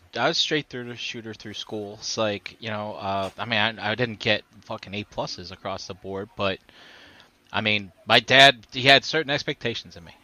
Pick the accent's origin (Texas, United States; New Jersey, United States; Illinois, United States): New Jersey, United States; I'm from Jersey